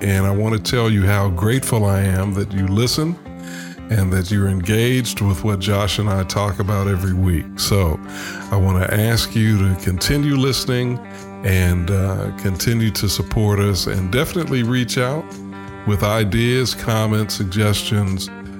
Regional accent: Chicago, Illinois, United States; moved away; I grew up in Chicago, an NBA guy.

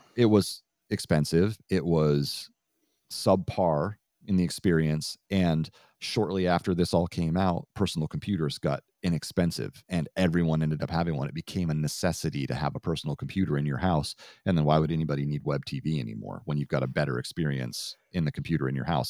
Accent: Vermont, United States; growing up in Vermont

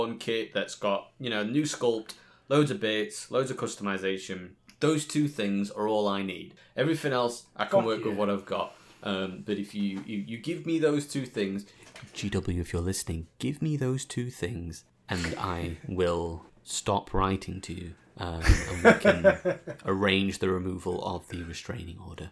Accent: Yorkshire and the Humber, United Kingdom; I'm from Yorkshire.

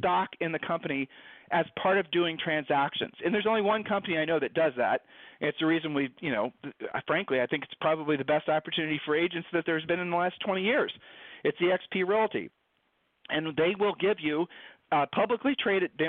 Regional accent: Ohio, United States; we met in high school. All right, so we're from Ohio.

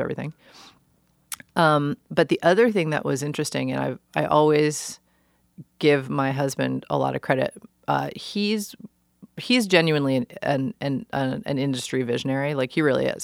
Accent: New York City, New York, United States; moved away as an adult; also born or lived in Olympia, Washington; now in Portland, United States; I grew up in New York. New York is my home

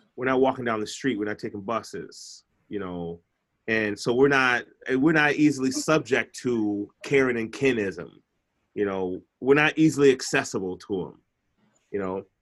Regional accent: Chicago, Illinois, United States; I'm from Chicago.

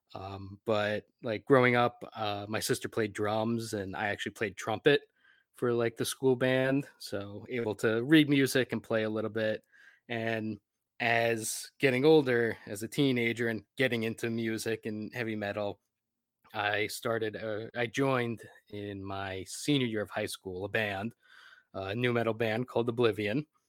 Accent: New Jersey, United States; I grew up in New Jersey

